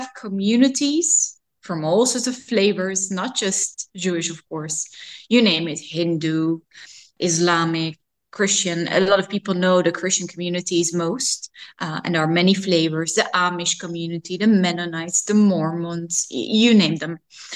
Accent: Amsterdam, North Holland, Netherlands; I grew up near Museumplein, very central in Amsterdam, so the Museum District of Amsterdam, and I still live here.

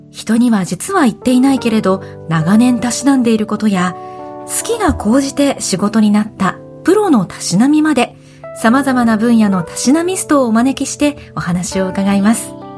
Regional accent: western Japan, Japan; 私あの西日本が出身

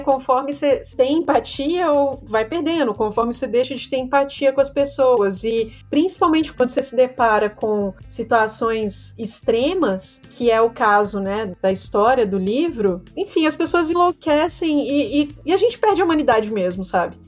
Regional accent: Minas Gerais, Brazil; eu sou mineira

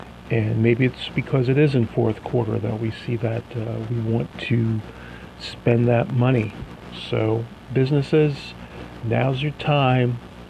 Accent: Hasbrouck Heights, New Jersey, United States; the Hasbrook Heights Chamber of Commerce, which is my hometown, and the rest of New Jersey for that matter

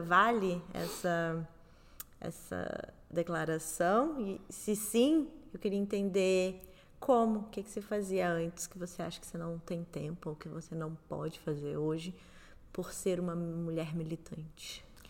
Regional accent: Southeast Brazil, Brazil; Eu sou do Sudeste

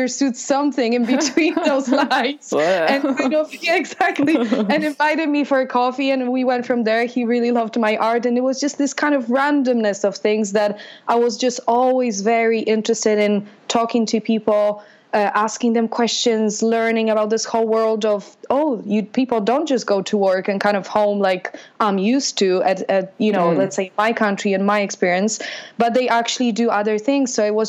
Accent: Poland; moved away as an adult; also born or lived in London; spent my childhood and my growing up in Poland

